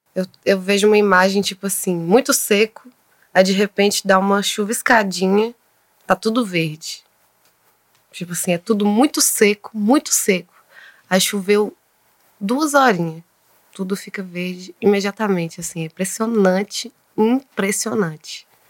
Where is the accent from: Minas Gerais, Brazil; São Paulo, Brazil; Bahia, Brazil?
Minas Gerais, Brazil; Taiobeiras; moved away as an adult; also born or lived in Montes Claros; eu cresci em Taiobras. Eu nem eu não posso falar que eu sou de Taiobras mais, porque eu moro fora há tanto tempo